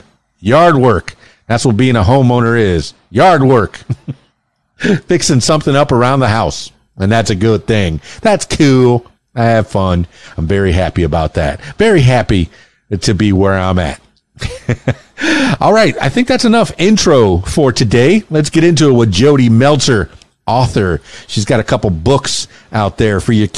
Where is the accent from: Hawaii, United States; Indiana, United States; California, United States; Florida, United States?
Florida, United States; South; also born or lived in Miami / Fort Lauderdale; I'm from the Florida Keys, born and raised in Miami, Florida Keys, Fort Lauderdale. Went to high school in Fort Lauderdale